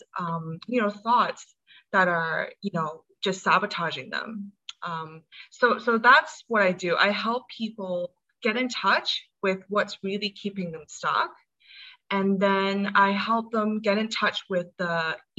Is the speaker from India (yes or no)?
no; Hong Kong; also born or lived in United States; I'm from Hong Kong. I was born in the States, but I spent most of my life here.